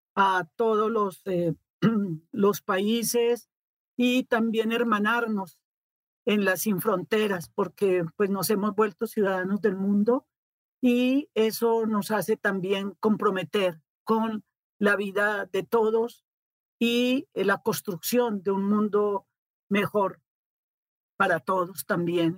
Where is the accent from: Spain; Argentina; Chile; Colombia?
Colombia; moved away as an adult; now in Mexico; los colombianos que estábamos acá